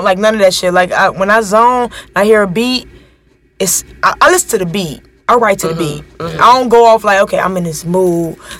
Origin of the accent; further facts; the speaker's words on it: Chicago, Illinois, United States; now in Los Angeles, United States; I'm from Chicago.